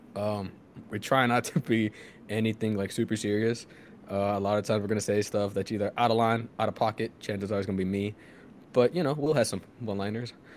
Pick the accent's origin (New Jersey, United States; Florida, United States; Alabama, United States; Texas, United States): Texas, United States; Houston; moved away as an adult; also born or lived in Massachusetts; we're all from Houston